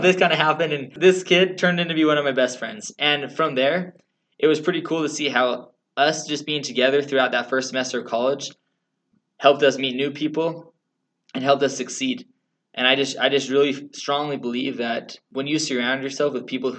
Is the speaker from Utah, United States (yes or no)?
yes; Utah, United States; moved away as an adult; also born or lived in Texas; I'm from Utah